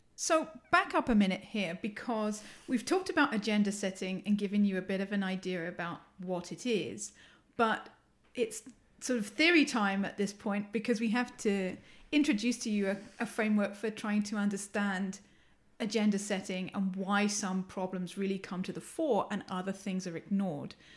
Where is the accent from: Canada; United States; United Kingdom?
United Kingdom; England; accent: English; moved away; you can tell from my accent, I'm English